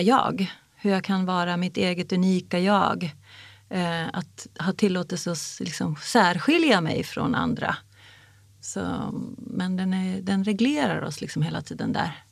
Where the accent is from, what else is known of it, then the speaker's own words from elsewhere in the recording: Sweden; jag är uppvuxen i Sverige som en jävla finnjävel